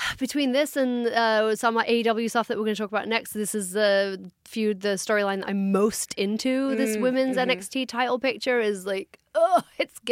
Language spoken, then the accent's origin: English; England, United Kingdom; I'm from England